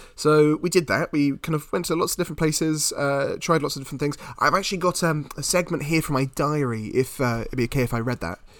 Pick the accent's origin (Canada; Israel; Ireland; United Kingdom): United Kingdom; being British